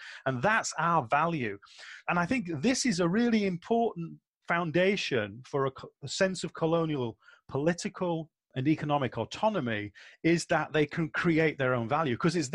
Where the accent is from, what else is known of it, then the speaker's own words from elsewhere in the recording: England, United Kingdom; I'm an Englishman